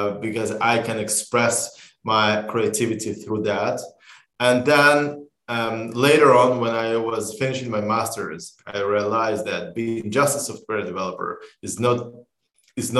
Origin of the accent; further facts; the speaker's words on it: Israel; We are from Israel